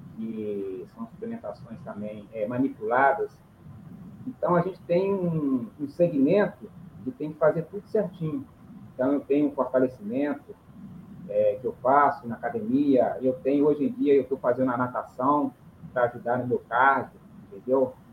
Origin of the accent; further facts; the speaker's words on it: João Monlevade, Minas Gerais, Brazil; moved away as an adult; now in Espírito Santo, Brazil; venho da cidade de João Levade, aí, Minas Gerais